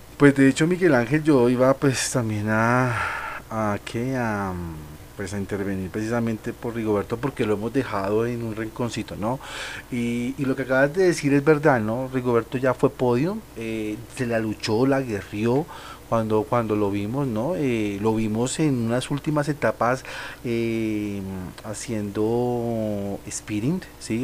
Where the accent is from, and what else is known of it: Colombia